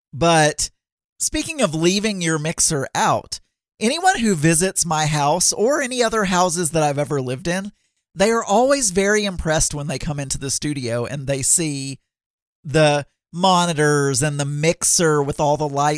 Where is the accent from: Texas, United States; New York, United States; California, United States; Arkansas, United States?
Arkansas, United States; I am from Arkansas.